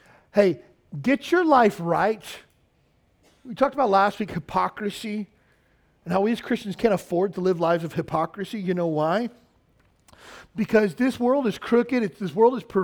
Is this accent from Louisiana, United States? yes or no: no; Kentucky, United States; I grew up in the South, which is, you know, the middle of the Bible Belt in Kentucky